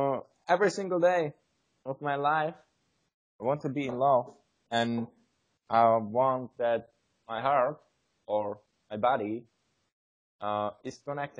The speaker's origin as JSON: {"language": "English", "country": "Czechia", "second_language": "English", "said": "So we are brothers from Czech Republic. We want to improve our skills of English"}